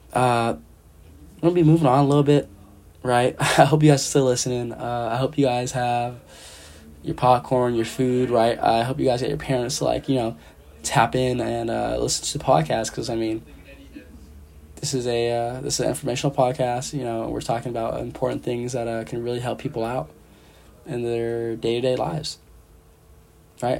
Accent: San Jose, California, United States; moved away as an adult; now in Eugene, United States; originally, I'm from San Jose, California. Uh, you know, the big 408

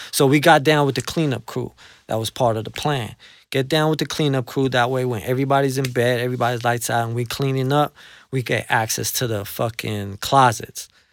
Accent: New York City, New York, United States; also born or lived in Colombia; I'm from the tough side of, of, of, of Queens, you know, I'm from Jamaica. That's where I was, uh, you know, that's where I lived my life. I was raised in Jamaica.

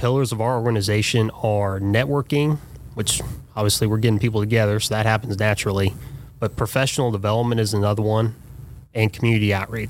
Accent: Fairborn, Ohio, United States; Fairborn High School. I'm a Wright State grad as well. I'm about as Fairborn as you can get.

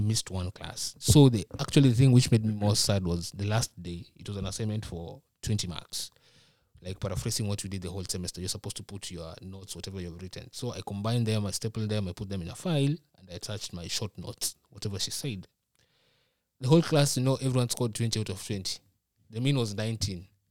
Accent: Nairobi, Kenya; moved away as an adult; now in Minnesota, United States; I'm from Nairobi.

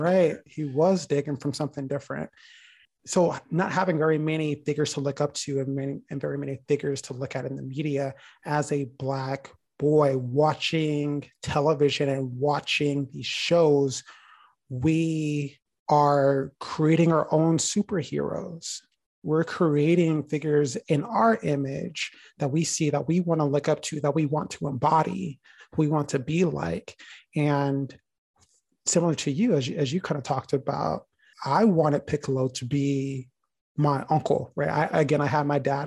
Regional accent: United States; living and growing up in the United States, I'm constantly reminded that I am a black boy

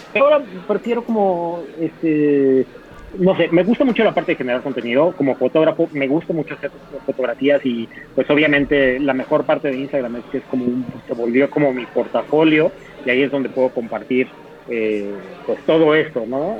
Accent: Mexico City, Mexico; como capitalino, como chilango

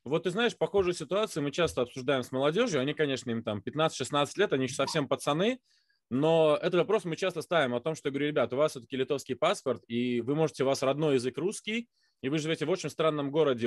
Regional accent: Lithuania; я литовец

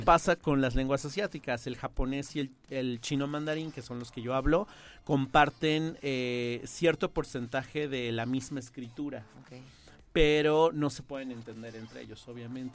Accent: Mexico City, Mexico; accent: chilango; first language Spanish; tuve la oportunidad de estar en un sistema bilingüe desde chico en Ciudad de México. Yo soy originario de allá

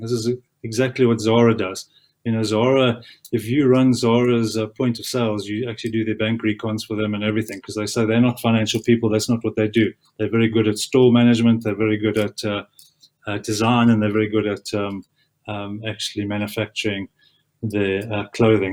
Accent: South Africa; as a South African

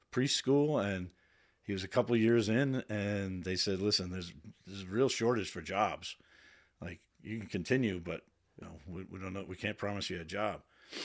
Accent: Waltham, Massachusetts, United States; We were called Hawkers because we were the Hawkers. Waltham Hawks. I grew up in Waltham.

